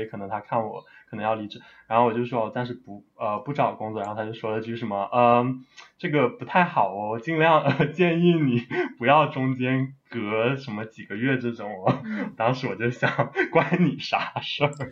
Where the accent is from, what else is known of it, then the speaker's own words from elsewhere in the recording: China; 所以我一个中国人也可以去教嘛